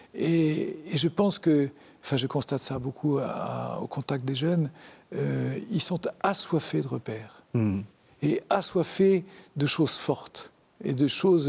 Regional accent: Le Havre, Normandy, France; also born or lived in Brest; now in Paris, France; J'ai grandi au Havre, euh, une ville que, je n'aimais pas du tout.

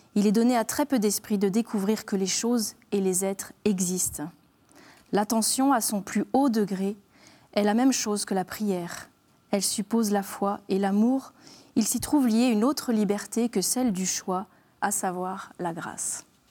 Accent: Alsace, Grand Est, France; je suis alsacienne

